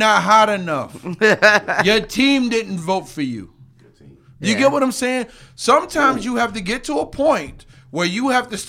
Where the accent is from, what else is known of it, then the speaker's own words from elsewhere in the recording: Rochester, New York, United States; I'm from Rochester, love it to death, Flower City, stand up